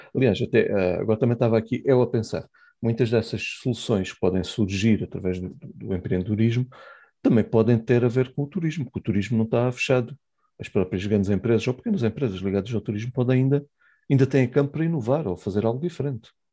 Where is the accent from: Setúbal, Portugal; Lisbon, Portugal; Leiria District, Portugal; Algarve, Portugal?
Algarve, Portugal; Estamos no Algarve, né? somos algarvios